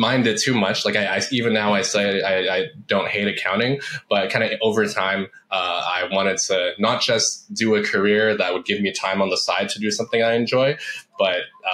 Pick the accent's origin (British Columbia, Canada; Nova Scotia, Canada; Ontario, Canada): Ontario, Canada; Toronto; moved away as an adult; also born or lived in Vancouver, Canada; moved from where I grew up in the Toronto area to Vancouver.